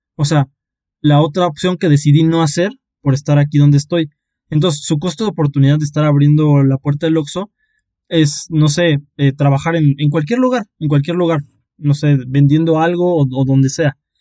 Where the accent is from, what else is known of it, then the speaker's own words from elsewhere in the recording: Oaxaca, Mexico; nosotros eh, somos, somos oaxaqueños, ahí es donde nos conocimos, eh, es nuestro lugar